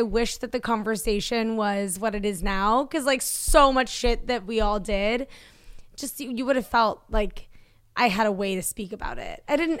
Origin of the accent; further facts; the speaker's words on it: East Coast, United States; I didn't know existed because I grew up on the East Coast.